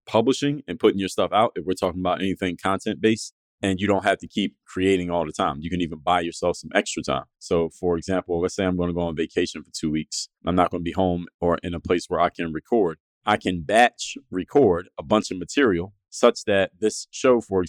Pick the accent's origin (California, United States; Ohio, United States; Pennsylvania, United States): Pennsylvania, United States; Philadelphia; now in Miami, United States; I'm from Philadelphia